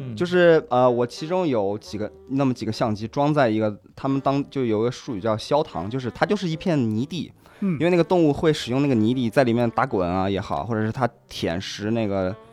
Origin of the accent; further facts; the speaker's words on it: Xishuangbanna, Yunnan, China; moved away as an adult; now in Vancouver, Canada; 因为我本身是西双版纳长大的